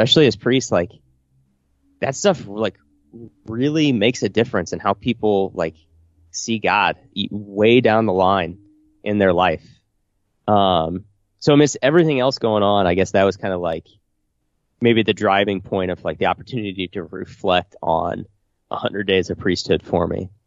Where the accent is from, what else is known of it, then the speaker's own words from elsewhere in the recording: Illiopolis, Illinois, United States; my hometown, Iliopolis